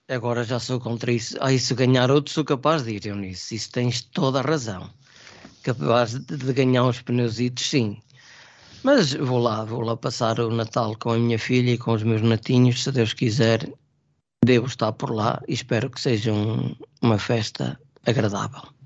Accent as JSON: {"language": "Portuguese", "region": "Trás-os-Montes", "country": "Portugal", "moved": "yes", "lives_now": "Lisbon, Portugal", "said": "eu sou transmontano."}